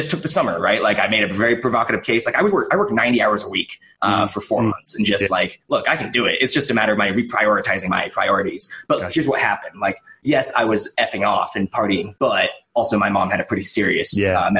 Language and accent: English; Kelso, Washington, United States; I grew up in Kelso, Washington, in a real small town